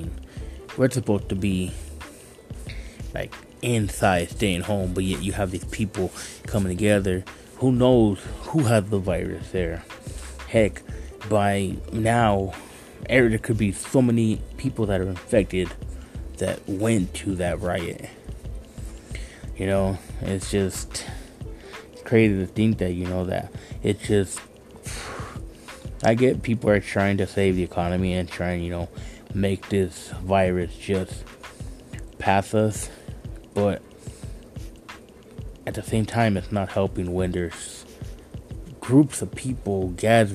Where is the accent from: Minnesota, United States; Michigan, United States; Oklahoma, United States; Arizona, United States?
Arizona, United States; Douglas; I am from Douglas, Arizona